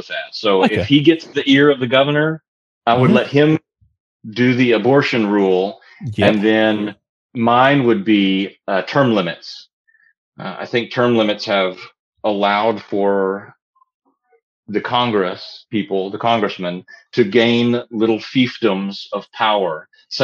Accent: United States

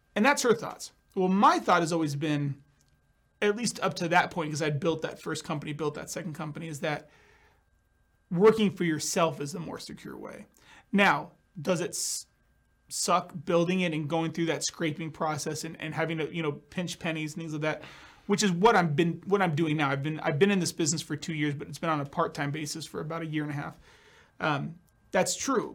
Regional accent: California, United States; also born or lived in Scottsdale, Arizona; now in Boise, United States; I moved to Scottsdale from California, so I'm originally from California.

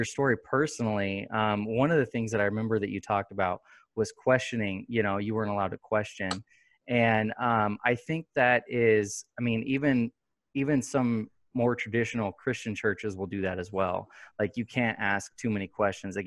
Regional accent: Sacramento, California, United States; moved away as an adult; also born or lived in Gardnerville, Nevada; now in Fernley, United States; we're from Sacramento. And then about, 5 years ago, we moved to Gardnerville. And then last year we moved to Fernley.

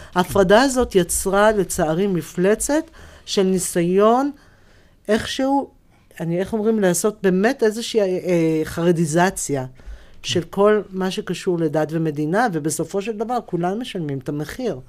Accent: Jerusalem, Jerusalem District, Israel; כשאני גדלתי במאה שערים

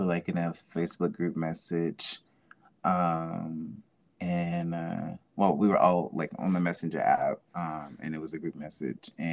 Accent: Jackson, Mississippi, United States; I'm from Jackson, Mississippi, and I am a creative

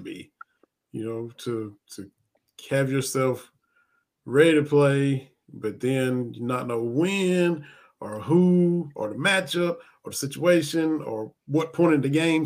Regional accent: Eastern Kentucky, United States; I'm, from Eastern Kentucky

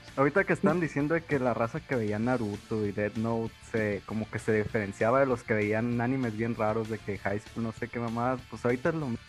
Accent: Guadalajara, Jalisco, Mexico; now in Monterrey, Mexico; vivo en Monterrey, pero no soy de Monterrey, no crecí acá. Pero afortunadamente pues crecí en Guadalajara

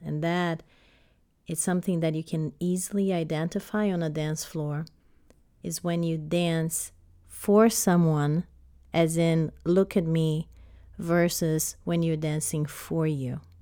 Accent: Brazil; now in United States; I grew up in Brazil, started dancing ballet at five years old

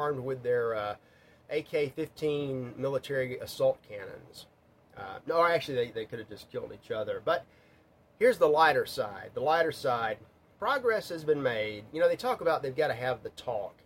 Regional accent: Mississippi, United States; I grew up in Mississippi

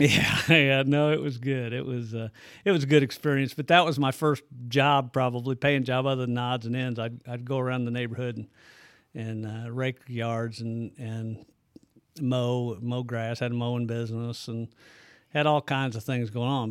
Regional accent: Bethalto, Illinois, United States; also born or lived in Alton, Illinois; I consider myself born and raised in Bethalto

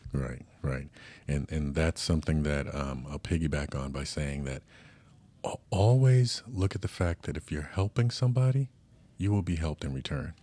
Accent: New York, United States; now in San Diego, United States; from New York like myself

